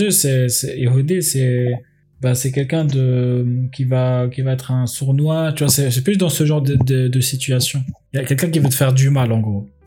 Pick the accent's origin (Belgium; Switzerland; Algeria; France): Algeria; Kabylie; enfin moi je suis berbère, je suis kabyle, tu vois, et, euh, du coup euh, en Algérie les kabyles c'est les cousins des juifs